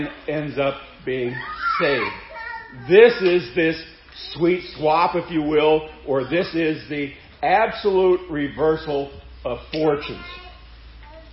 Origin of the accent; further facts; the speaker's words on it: Seward, Nebraska, United States; growing up in Seward, Nebraska, at St. John's Lutheran School